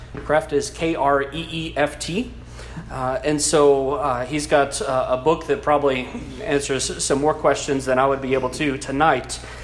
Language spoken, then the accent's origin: English; South Louisiana, United States; first language English; an English speaking South Louisiana boy